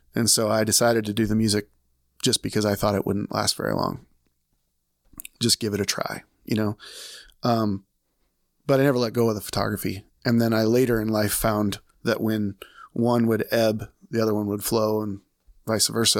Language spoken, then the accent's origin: English; Des Moines, Iowa, United States; I'm from Des Moines, Iowa